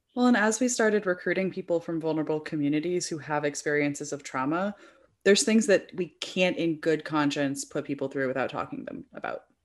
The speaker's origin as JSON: {"language": "English", "area": "Bay Area", "region": "California", "country": "United States", "tie": "born or raised there", "said": "I grew up in the Bay Area"}